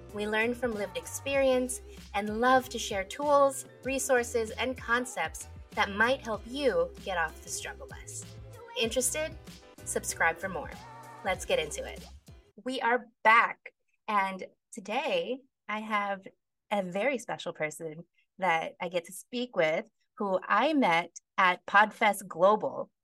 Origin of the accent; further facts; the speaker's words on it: Philippines; talking as a Filipino